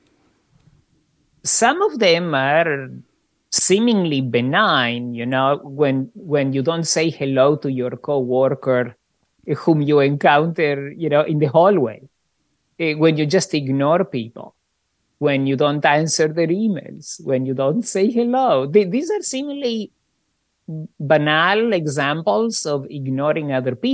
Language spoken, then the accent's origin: English; Argentina; moved away; also born or lived in Australia / Canada; I grew up in Argentina under a fascist dictatorship